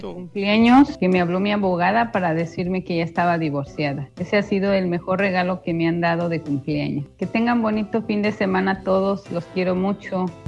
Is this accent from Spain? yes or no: no; Mexico; moved away as an adult; now in United States; yo soy de México, pero pues ya tengo muchos años acá, tengo 23 años en Estados Unidos.